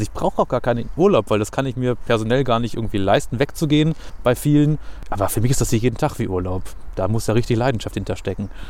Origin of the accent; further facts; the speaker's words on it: Hanover, Lower Saxony, Germany; ich bin in Hannover geboren, habe nie woanders gewohnt